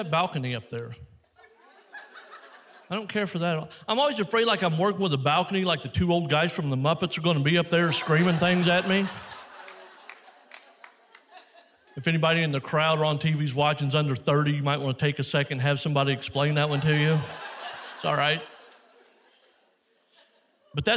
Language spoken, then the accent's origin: English; Missouri, United States; I come from Missouri.